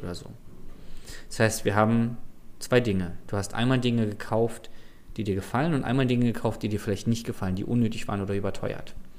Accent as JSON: {"language": "German", "region": "Berlin", "country": "Germany", "said": "als Berliner"}